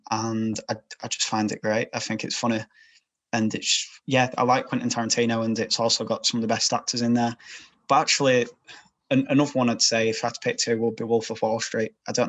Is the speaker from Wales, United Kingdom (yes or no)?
no; Yorkshire and the Humber, United Kingdom